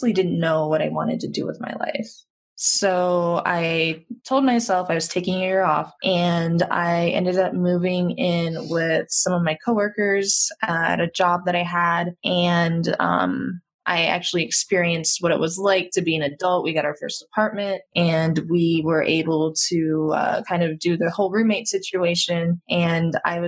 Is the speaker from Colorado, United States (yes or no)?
yes; Monument, Colorado, United States; I grew up in Colorado, between Monument and Colorado Springs